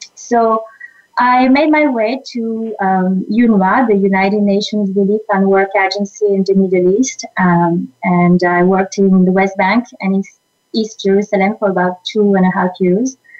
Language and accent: English; France; moved away as an adult; also born or lived in Russia; now in San Diego, United States; I grew up in France